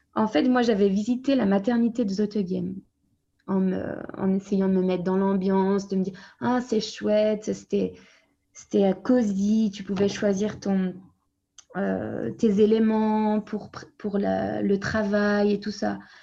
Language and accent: French; France; moved away as an adult; also born or lived in Brussels, Belgium; now in Flanders, Belgium; je suis française, je suis née en France et je suis arrivée en Belgique à 24 ans